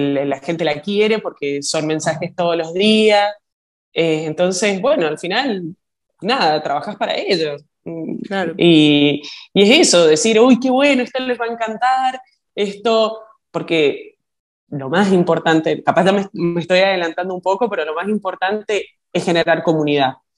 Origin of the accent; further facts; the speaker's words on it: Argentina; also born or lived in Chile; now in New York, United States; Yo soy argentina